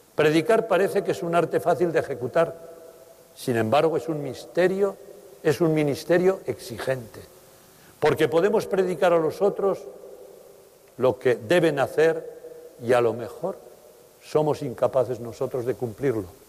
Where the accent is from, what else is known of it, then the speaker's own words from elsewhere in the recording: Teruel, Aragon, Spain; moved away; Teruel, mi tierra de origen